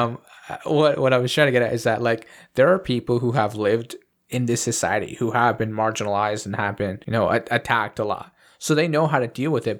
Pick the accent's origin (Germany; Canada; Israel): Canada; I'm a Canadian